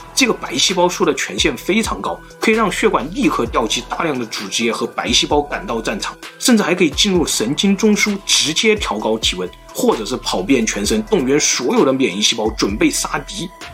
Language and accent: Chinese; China; 我们中国人，甚至整个东亚，都是拥有A B C C十一杠 T 这个突变的